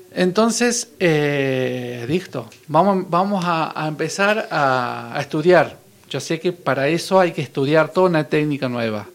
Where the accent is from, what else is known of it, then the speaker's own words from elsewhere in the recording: Villa Carlos Paz, Córdoba, Argentina; yo soy de Carlos Paz